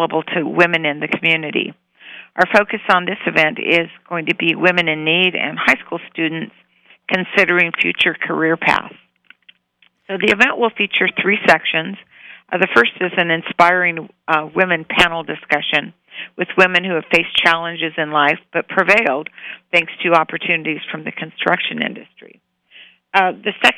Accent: Reno, Nevada, United States; now in Las Vegas, United States; I'm originally from Reno, and I've been in Nevada all my life

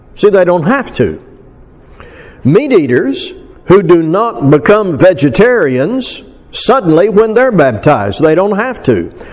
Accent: Arkansas, United States; now in South Texas, United States; I'm from Arkansas. So there are certain things about my upbringing and location and culture

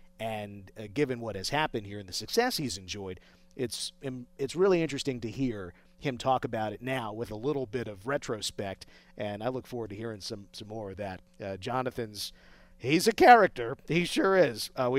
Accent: New Jersey, United States; moved away as an adult; now in Las Vegas, United States; 4 years ago, I was one of them. I'm from New Jersey, right? I grew up 10 minutes from New York City.

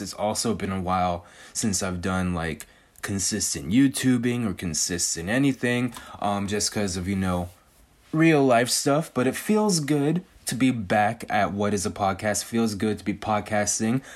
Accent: California, United States; I've born and raised in California, spent, like, ninety-nine percent of my life in California.

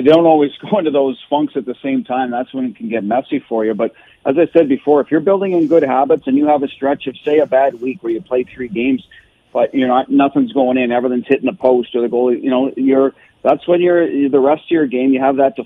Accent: Canada; also born or lived in Boston; now in Las Vegas, United States; I'm a Canadian.

